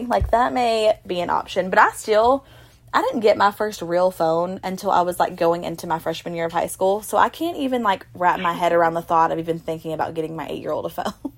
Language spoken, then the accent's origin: English; Ashland City, Tennessee, United States; also born or lived in Mount Juliet; I was from Ashland City